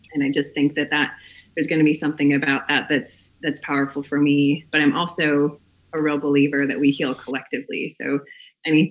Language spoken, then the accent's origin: English; Minneapolis, Minnesota, United States; now in Asheville, United States; I grew up in the Twin Cities.